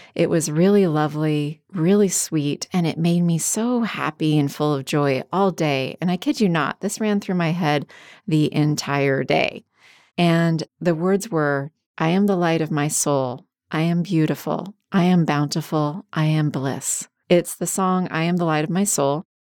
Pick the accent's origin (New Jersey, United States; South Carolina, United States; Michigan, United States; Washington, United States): Washington, United States; when I was a kid growing up in Washington State